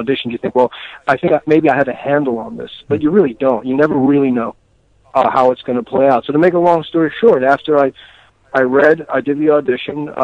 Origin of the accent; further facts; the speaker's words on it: New York City, New York, United States; moved away as an adult; also born or lived in West Coast; I'm originally from the East Coast, mm-hmm. you know, and of New York City.